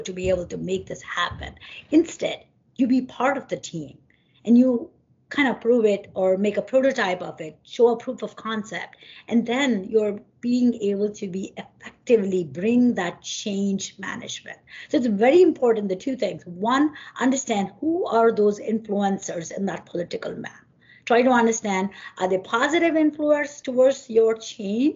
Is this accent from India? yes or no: yes; India; moved away as an adult; now in New Jersey, United States; I came from India. My, you know, roots are back from India.